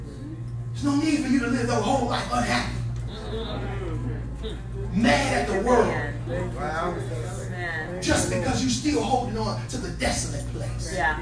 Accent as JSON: {"language": "English", "town": "Chicago", "region": "Illinois", "country": "United States", "tie": "born or raised there", "said": "I grew up on the South Side of Chicago."}